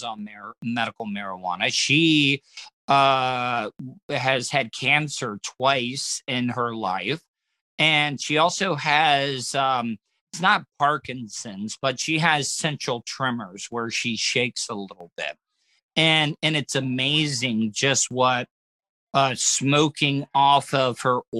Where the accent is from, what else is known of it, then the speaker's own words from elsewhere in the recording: DeLand, Florida, United States; I grew up in DeLand